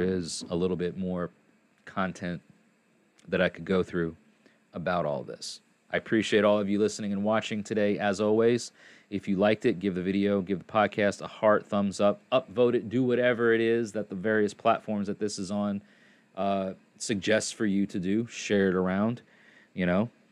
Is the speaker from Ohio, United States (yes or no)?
no; New York, United States; now in Tennessee, United States; I'm from New York and I live in Tennessee